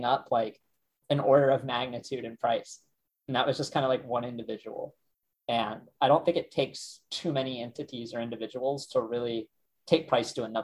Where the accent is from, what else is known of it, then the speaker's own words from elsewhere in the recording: Ohio, United States; I'm some kid from Ohio who's like out in the sticks